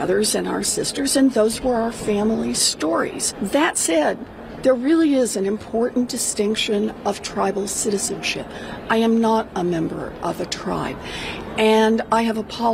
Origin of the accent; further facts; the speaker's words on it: Oklahoma, United States; When I was growing up in Oklahoma